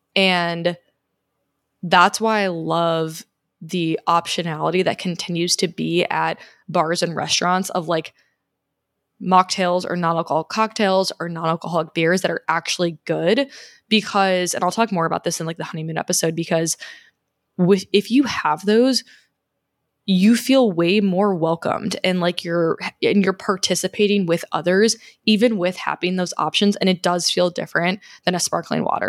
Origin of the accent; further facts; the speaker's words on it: Chicago, Illinois, United States; moved away; also born or lived in Scottsdale; I'm originally from Chicago.